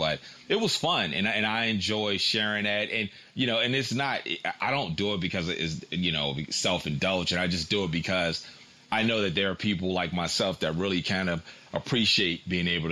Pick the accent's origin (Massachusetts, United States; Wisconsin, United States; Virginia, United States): Virginia, United States; Tidewater area; I'm from Virginia. I'm from, you know, the Tidewater area